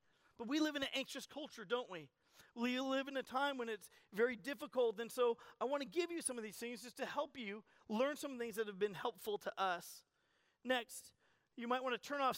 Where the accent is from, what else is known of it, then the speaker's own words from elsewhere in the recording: Colorado, United States; I'm from Colorado